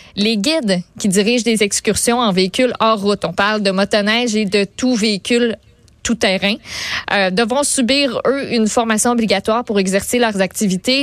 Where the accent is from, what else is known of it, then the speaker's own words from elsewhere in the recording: Quebec, Canada; on est des Québécois